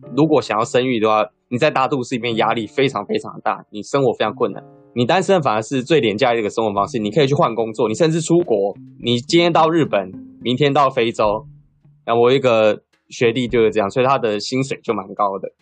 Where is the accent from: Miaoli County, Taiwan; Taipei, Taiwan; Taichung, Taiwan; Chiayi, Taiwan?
Chiayi, Taiwan; 我是在嘉义长大的